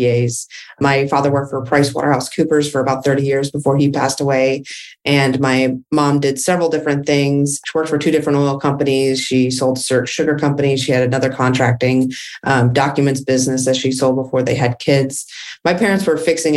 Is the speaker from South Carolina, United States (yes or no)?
no; Dallas, Texas, United States; also born or lived in California; I am from Dallas, Texas. I was born and raised